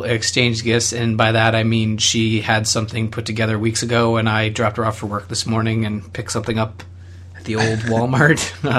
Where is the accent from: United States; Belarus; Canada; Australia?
Canada; I know I'm a Canadian.